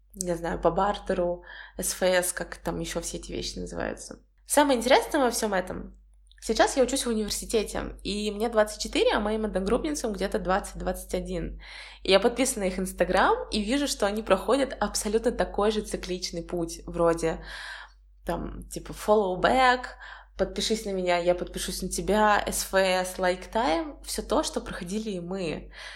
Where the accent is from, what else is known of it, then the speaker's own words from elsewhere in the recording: Volgograd, Volgograd Oblast, Russia; moved away as an adult; also born or lived in United States; now in Saint Petersburg, Russia; Волгоград — это мой родной город